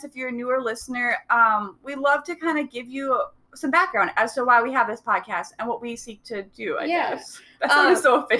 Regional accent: Robbinsdale, Minnesota, United States; I grew up in actually kind of a unique situation because we were in a smaller town within the city. So right, like, like a suburb of North Minneapolis.

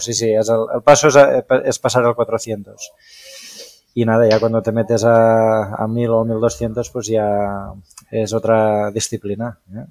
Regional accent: Spain; yo soy nacido en Trem, que es el pueblo donde ejerzo de médico

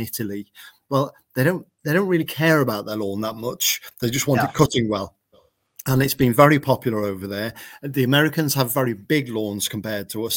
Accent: England, United Kingdom; we're Englishmen building lawnmowers

